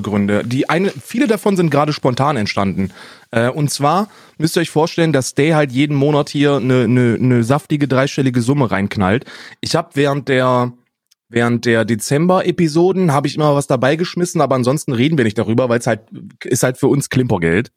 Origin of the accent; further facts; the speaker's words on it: Germany; ich bin, ich bin Deutscher